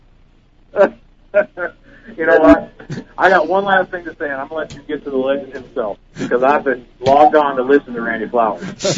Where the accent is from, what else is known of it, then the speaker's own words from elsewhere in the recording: Minnesota, United States; moved away as an adult; now in Birmingham, United States; I'm from Minnesota, and uh, I moved to Birmingham, Alabama, recently